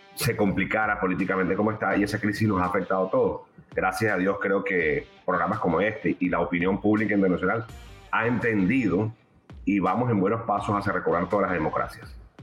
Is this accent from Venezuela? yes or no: yes; Venezuela; como venezolano